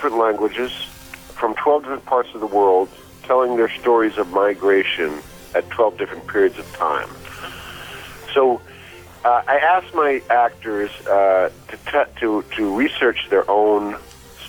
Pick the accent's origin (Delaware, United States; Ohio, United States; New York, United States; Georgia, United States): New York, United States; New York City; I grew up in New York City with Irish and Italian immigrant children